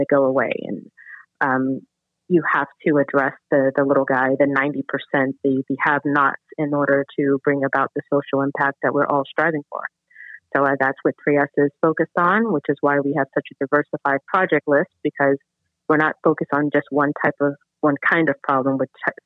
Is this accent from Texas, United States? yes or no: no; New York City, New York, United States; moved away; I am originally from Brooklyn, New York, Brownsville, Howard Houses, CS-298